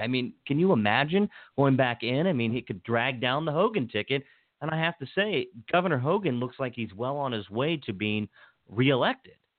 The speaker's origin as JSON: {"language": "English", "area": "Washington County", "region": "Maryland", "country": "United States", "tie": "born or raised there", "said": "where I grew up in Washington County"}